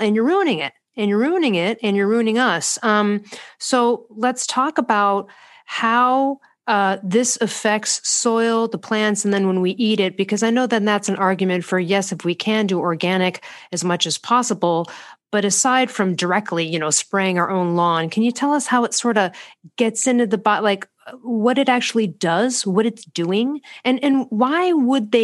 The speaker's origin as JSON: {"language": "English", "region": "Midwest", "country": "United States", "moved": "yes", "said": "I'm from the Midwest"}